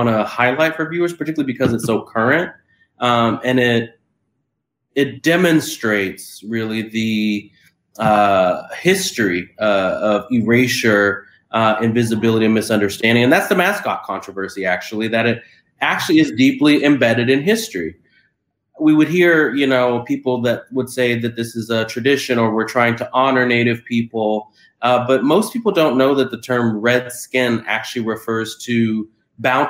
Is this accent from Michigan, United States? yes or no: no; San Francisco, California, United States; moved away as an adult; now in San Diego, United States; I was born and raised in San Francisco